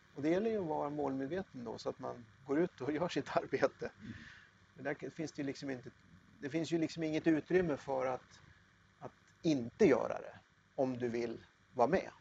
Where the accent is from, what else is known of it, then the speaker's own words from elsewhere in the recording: Katrineholm, Södermanland, Sweden; also born or lived in Eskilstuna; Jag, jag är född i Katrineholm, jag har bott i Eskilstuna